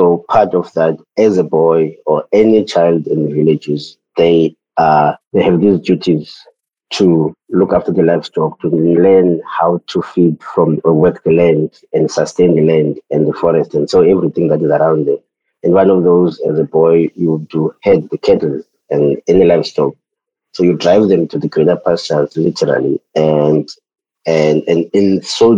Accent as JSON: {"language": "English", "region": "Eastern Cape", "country": "South Africa", "tie": "born or raised there", "moved": "as an adult", "lives_now": "Cape Town, South Africa", "said": "I am from the countryside here in South Africa, the Eastern Cape. That is where I grew up"}